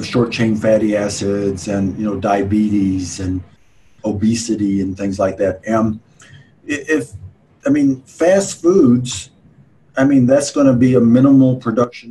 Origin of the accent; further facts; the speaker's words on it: Fort Worth, Texas, United States; I'm from Fort Worth